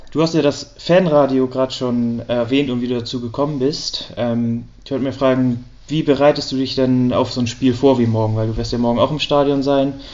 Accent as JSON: {"language": "German", "town": "Kiel", "region": "Schleswig-Holstein", "country": "Germany", "said": "ich komm aus Kiel und nicht aus Hamburg, deswegen wäre mein Zug ursprünglich nachts um drei aus Kiel losgegangen."}